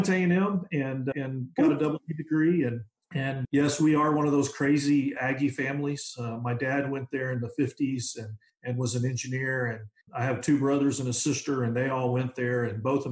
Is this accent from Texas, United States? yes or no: yes; south of San Antonio, South Texas, United States; I was actually born in South Texas and raised south of San Antonio, and went to a small school